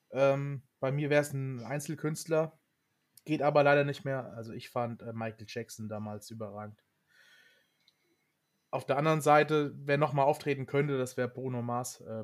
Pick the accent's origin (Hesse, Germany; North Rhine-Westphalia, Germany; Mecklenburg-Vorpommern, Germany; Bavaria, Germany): Hesse, Germany; Also ich komme aus der Nähe von Frankfurt, von daher ist das für mich ein No-Brainer.